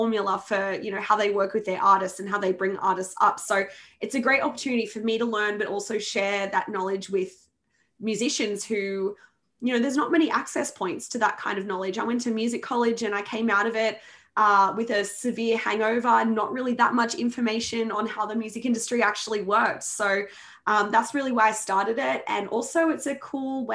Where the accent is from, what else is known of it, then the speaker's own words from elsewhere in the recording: Sydney, New South Wales, Australia; moved away; that's my hometown, home state